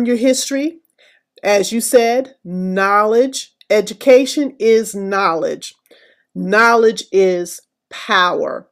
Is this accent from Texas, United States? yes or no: yes; Abilene, Texas, United States; moved away; I am originally from West Texas. So I was born in Abilene, Texas